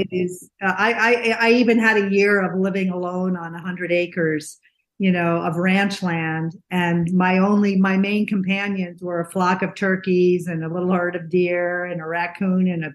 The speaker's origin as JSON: {"language": "English", "region": "New England", "country": "United States", "moved": "yes", "lives_now": "Scottsdale, United States", "said": "I'm from New England."}